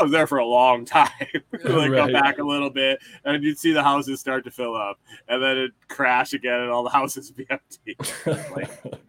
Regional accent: Corning, New York, United States; moved away; I grew up in Western New York, like I said, near Corning, New York, where like Corning Glass, Corning Incorporated.

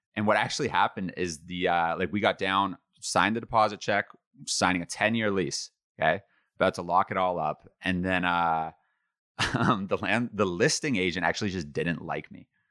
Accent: Ottawa, Ontario, Canada; also born or lived in Toronto; my hometown in Ottawa

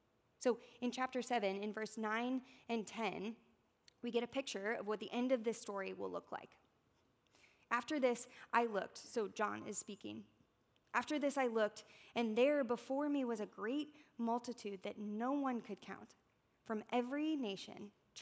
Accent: United States; As American Christians

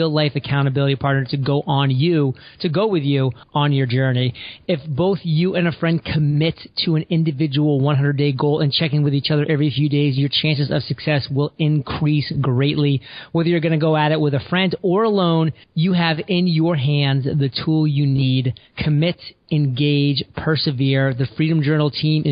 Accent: southern Maine, United States; I grew up in the state of Maine, on the southern side of Maine, so pretty close to the New Hampshire and Massachusetts border

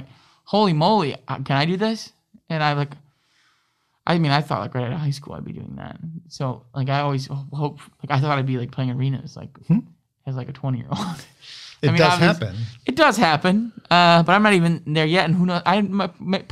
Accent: Saginaw / Midland, Michigan, United States; also born or lived in Grand Rapids, Michigan / Kalamazoo, Michigan; I was adopted at 3 weeks old to my family who lived in Saginaw

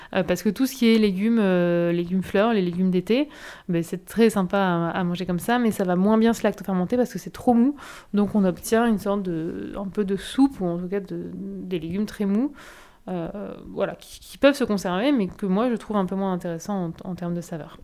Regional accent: Nord-Pas-de-Calais, Hauts-de-France, France; moved away as an adult; now in Bordeaux, France; je viens du Nord-Pas-de-Calais

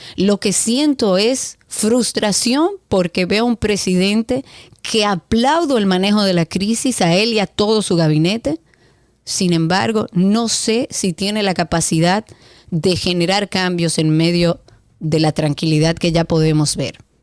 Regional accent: Dominican Republic; yo me siento más dominicana que nunca

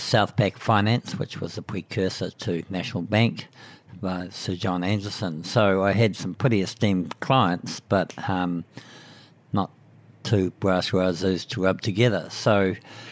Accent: Putaruru, Waikato, New Zealand; I grew up in Pateru, which is a small town in the southern Waikato. And I didn't get out of there until I went to university.

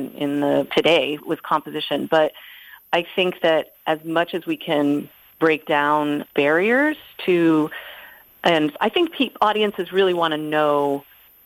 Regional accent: New Hampshire, United States; moved away as an adult; also born or lived in Boston, Massachusetts; now in St. Louis, United States; I grew up in New Hampshire

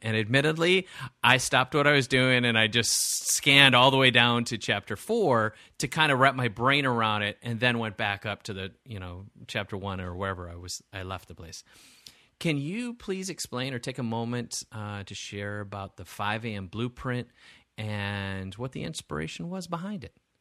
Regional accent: Wisconsin, United States; I grew up in Wisconsin

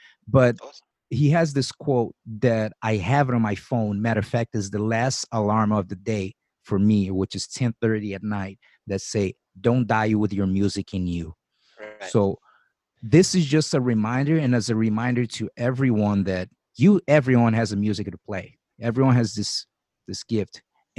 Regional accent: Brazil; now in United States; I came from Brazil, so I've been living here for 20 years. I'm a citizen now. I got my visa, my work visa, the O-1 visa

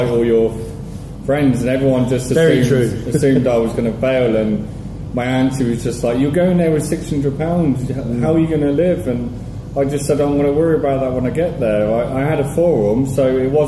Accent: Coventry, West Midlands, United Kingdom; moved away as an adult; also born or lived in Worcester; now in Pattaya, Thailand; I'm from Coventry originally, but I've been here since I was 25

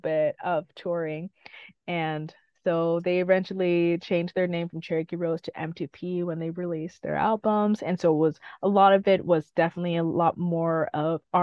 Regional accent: Guelph, Ontario, Canada; also born or lived in Huntsville, Ontario; the next town that I ended up growing up in, which is Guelph. So I was born in Huntsville and then moved to Guelph when I was like around close to 5, 6

